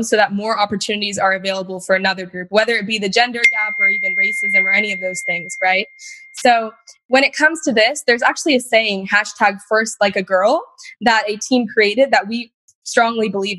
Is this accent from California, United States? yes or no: yes; Granite Bay, California, United States; I am actually from Sacramento, California, specifically Granite Bay.